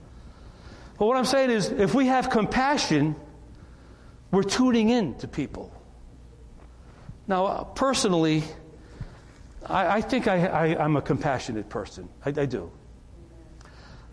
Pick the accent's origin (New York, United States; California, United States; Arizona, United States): New York, United States; moved away; also born or lived in North Carolina; I'm from New York